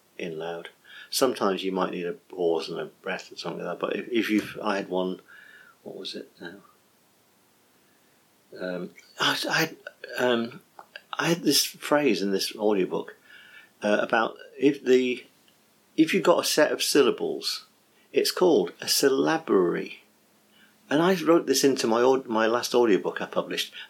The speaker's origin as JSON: {"language": "English", "region": "England", "country": "United Kingdom", "said": "I'm English, so some Americans might find my accent hard to find"}